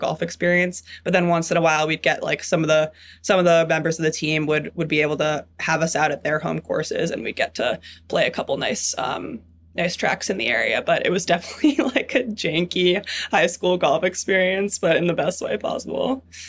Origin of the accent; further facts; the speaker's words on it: New York City, New York, United States; I grew up in Manhattan, in New York City